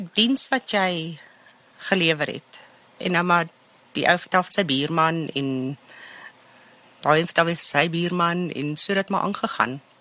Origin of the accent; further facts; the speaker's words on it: Germiston, Gauteng, South Africa; now in Boksburg, South Africa; Ek het in Germiston groot geword.